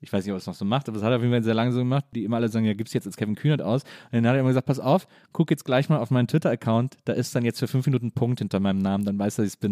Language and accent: German; Wesseling, North Rhine-Westphalia, Germany; ich bin in Wesseling groß geworden zwischen Köln und Bonn